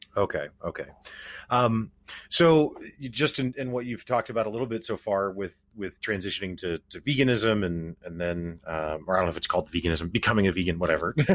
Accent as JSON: {"language": "English", "town": "Springfield", "region": "Missouri", "country": "United States", "said": "I'm personally from Springfield, Missouri"}